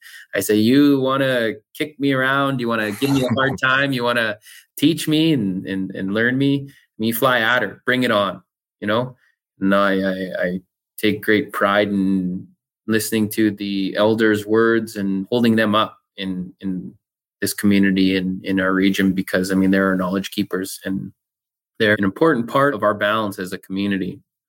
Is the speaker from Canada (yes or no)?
yes; Canada; And I'm proud Canadian, proud First Nation person.